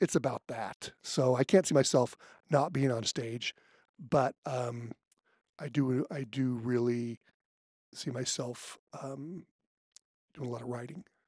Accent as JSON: {"language": "English", "region": "California", "country": "United States", "said": "I'm from California"}